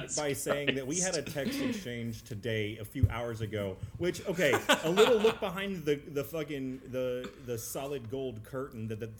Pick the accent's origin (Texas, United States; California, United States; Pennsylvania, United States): Texas, United States; Garland; the Garland Christmas Fair. In my hometown